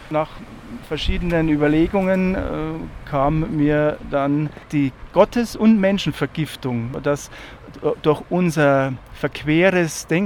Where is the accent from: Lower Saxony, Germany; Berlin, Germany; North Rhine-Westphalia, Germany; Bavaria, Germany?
Bavaria, Germany; Lenting; also ich komme ja aus Lenting, wenn ich morgens zur Tür rausgegangen bin zur Schule